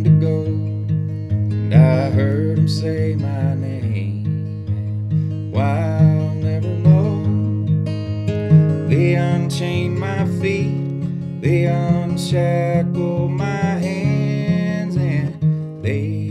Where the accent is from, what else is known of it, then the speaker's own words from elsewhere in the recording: Mississippi, United States; moved away as an adult; now in Texas, United States; I grew up in Mississippi. I left home when I was 18, 19, I think.